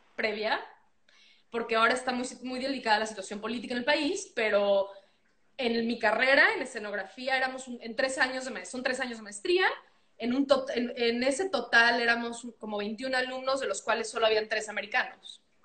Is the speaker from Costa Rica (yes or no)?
no; Mexico; moved away as an adult; now in United States; Yo soy mexicana, eh, nacida en México, crecí en México y estoy aquí con una visa de trabajo, pasaporte mexicano